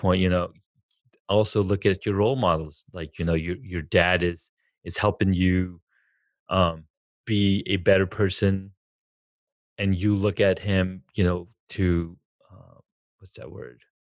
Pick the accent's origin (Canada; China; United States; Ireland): United States; Southern California; moved away; also born or lived in Denver; I'm from California, Southern California